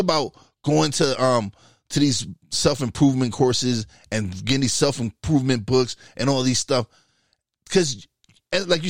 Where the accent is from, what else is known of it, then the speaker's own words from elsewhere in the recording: New York City, New York, United States; I grew up in East New York, Brooklyn